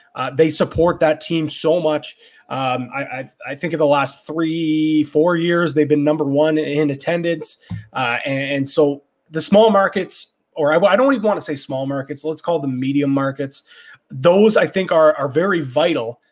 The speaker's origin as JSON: {"language": "English", "town": "Ajax", "region": "Ontario", "country": "Canada", "said": "I don't say I'm from Ajax. I say I'm from Toronto"}